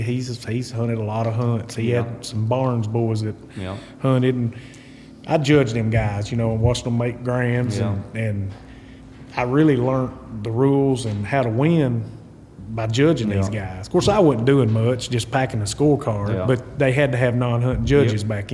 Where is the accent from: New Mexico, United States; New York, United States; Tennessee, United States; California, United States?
Tennessee, United States; Hermitage Springs; Right around a little town called Hermitage Springs, Tennessee.